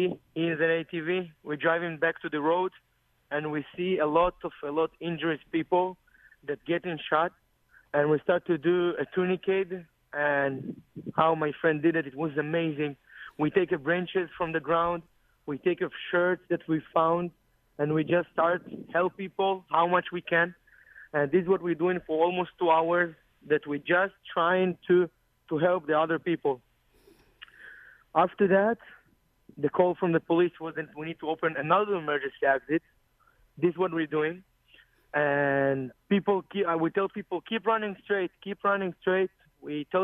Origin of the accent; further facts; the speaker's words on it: Israel; English is a second language; I'm from Cologne in Israel.